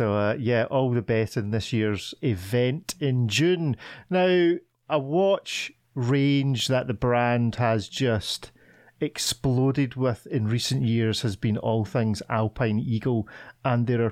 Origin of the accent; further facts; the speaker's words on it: Scotland, United Kingdom; As a Scotsman